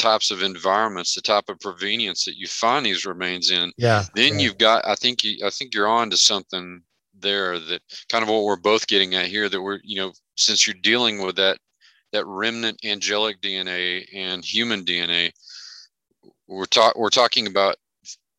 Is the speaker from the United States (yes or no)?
yes; Merkel, Texas, United States; moved away as an adult; I came back to Merkel was not just because it's my hometown and I love it